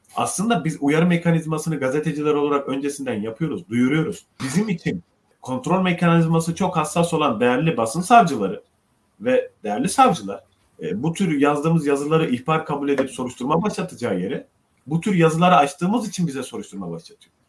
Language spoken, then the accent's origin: Turkish; Ceyhan, Adana, Turkey; moved away; Memleketime, annemi babamı görmeye gittim Ceyhan'a.